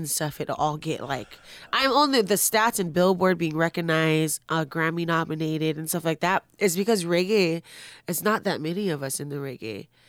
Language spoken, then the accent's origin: English; Carson, California, United States; I'm from Carson.